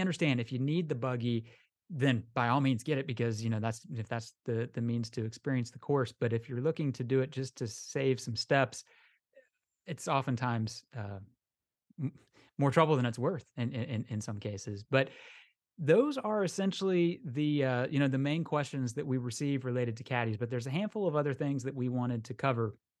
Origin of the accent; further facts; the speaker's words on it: Orlando, Florida, United States; I'm from Orlando, we don't have Lynx terrain down here